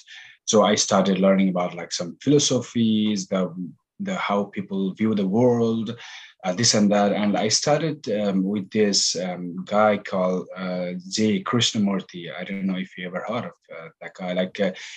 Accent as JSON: {"language": "English", "country": "Nepal", "tie": "born or raised there", "also_born_or_lived": "United Kingdom / California / Boston", "moved": "as an adult", "said": "I'm originally from Nepal. Basically born and raised"}